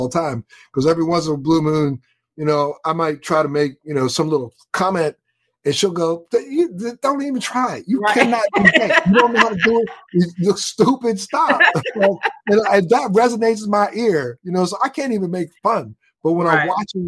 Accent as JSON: {"language": "English", "town": "Baltimore", "region": "Maryland", "country": "United States", "moved": "yes", "said": "I'm from Baltimore. I'm a Baltimore boy"}